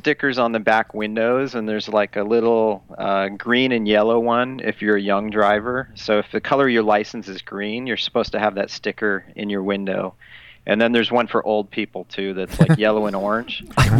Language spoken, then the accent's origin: English; United States; now in Japan